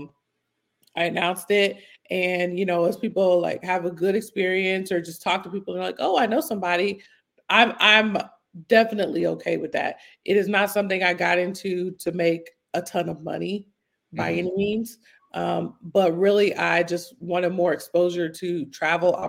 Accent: United States; being American

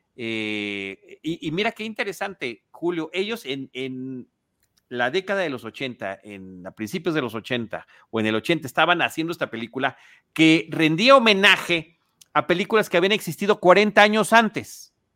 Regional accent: Mexico City, Mexico; also born or lived in Portales Oriente, Mexico City; crecí en Plateros y crecí con toda esa eh, eh, espíritu callejero

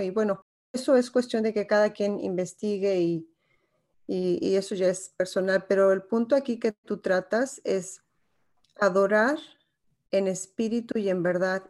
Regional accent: Mexico; Como mexicana, yo crecí en una sociedad machista

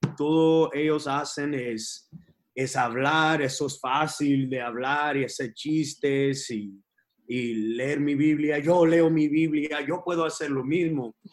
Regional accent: Texas, United States; born or raised there; also born or lived in Los Angeles, California

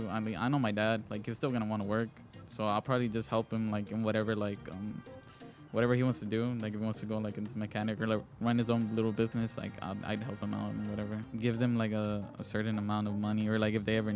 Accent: Houston, Texas, United States; We're from Houston, guys, so the rodeo is back.

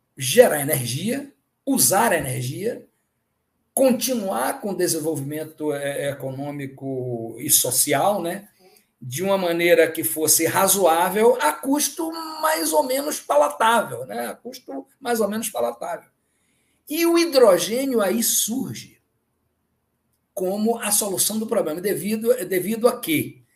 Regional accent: Bahia, Brazil; also born or lived in Ceará (father's origin); Eu sou baiano

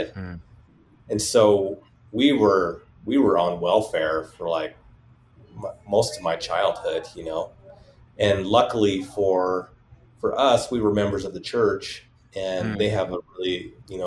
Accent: Salt Lake City, Utah, United States; I grew up in Glendale area, which is right next to Rose Park. And this is all part of Salt Lake City

